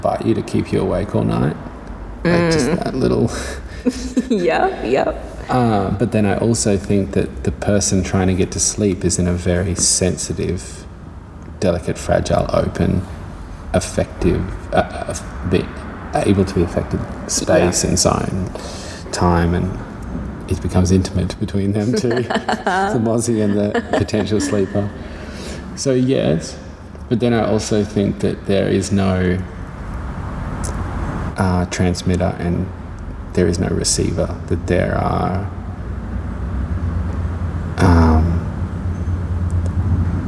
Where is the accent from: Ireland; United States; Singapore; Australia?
Australia; Darwin, Northern Territory; now in Perth, Australia; I grew up in Darwin, so it's only just full of things that'll eat you